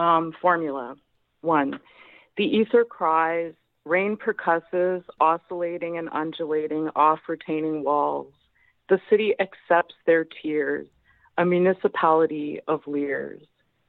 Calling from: Montreal, Quebec, Canada; I'm in Montreal.

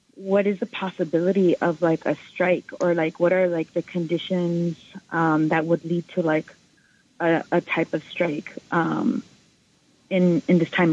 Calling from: New York City, New York, United States; I'm calling from Washington Heights

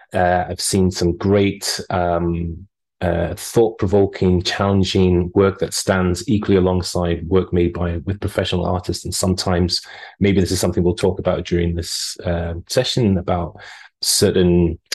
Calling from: Australia; I would say good morning because I am calling you from Australia, where it's 4:23 at the moment.

